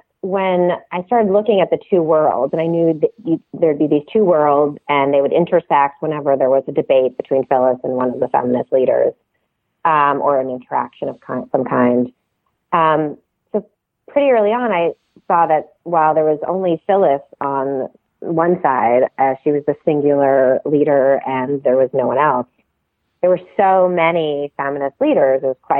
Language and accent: English; Canada; I grew up steeped in American politics, even though I grew up in Canada because my dad's a political scientist and he taught American government at McGill.